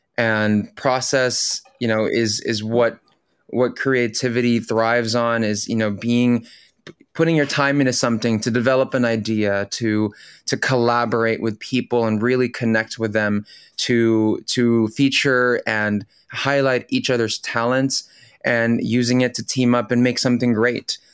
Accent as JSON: {"language": "English", "region": "California", "country": "United States", "tie": "born or raised there", "also_born_or_lived": "Manila, Philippines", "first_language": "Tagalog", "second_language": "English", "lives_now": "New York City, United States"}